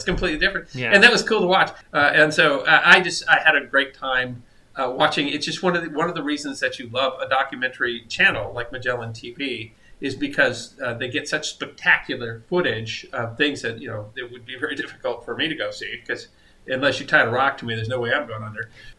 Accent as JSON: {"language": "English", "region": "South Dakota", "country": "United States", "tie": "born or raised there", "said": "I grew up in South Dakota"}